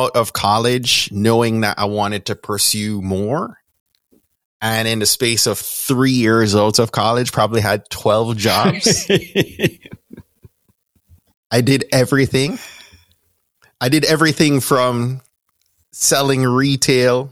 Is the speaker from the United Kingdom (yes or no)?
no; Kingston, Jamaica; accent: Jamaican; moved away; Born and raised in Kingston, Jamaica